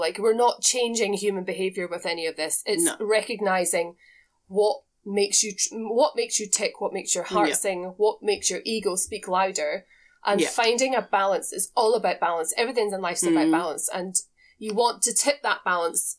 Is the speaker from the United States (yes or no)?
no; Scotland, United Kingdom; where I grew up in Scotland, I come from a farm.